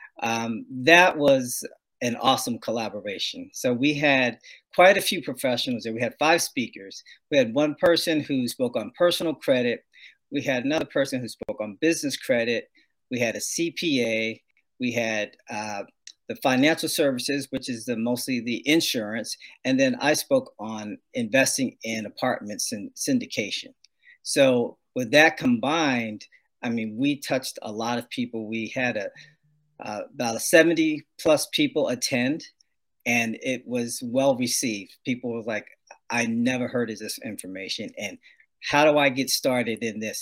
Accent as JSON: {"language": "English", "region": "New Jersey", "country": "United States", "tie": "born or raised there", "moved": "as an adult", "lives_now": "California, United States", "said": "I was born and raised in New Jersey, and came out here to California via the U.S. Air Force"}